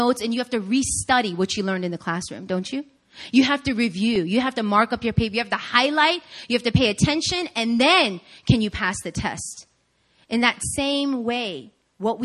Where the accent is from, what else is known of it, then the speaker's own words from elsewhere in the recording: Long Island, New York, United States; moved away; I grew up in Long Island, New York, in the suburbs.